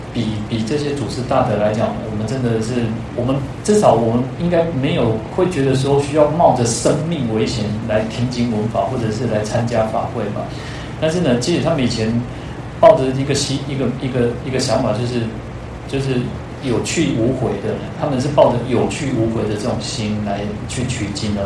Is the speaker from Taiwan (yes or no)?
yes; Taiwan; 我们台湾人